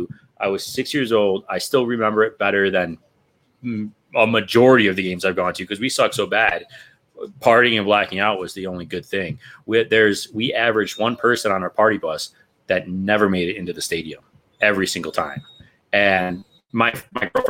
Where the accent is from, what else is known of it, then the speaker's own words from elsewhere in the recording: New York, United States; now in Denver, United States; I'm from New York, but I live in Colorado. I live in Denver